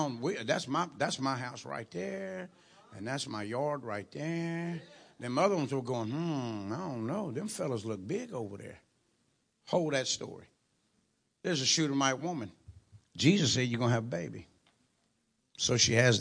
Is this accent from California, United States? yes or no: no; Louisiana, United States; moved away; I'm originally from Louisiana, so I'm going to say like we say down in Louisiana